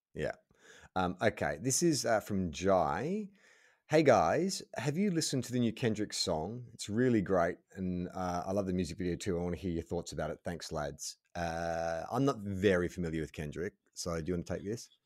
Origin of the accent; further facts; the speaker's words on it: United States; accent: American; my American accent